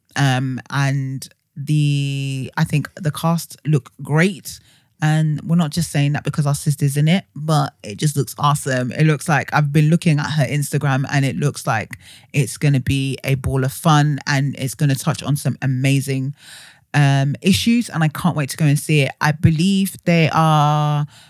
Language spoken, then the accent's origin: English; Nigeria; because I'm Nigerian.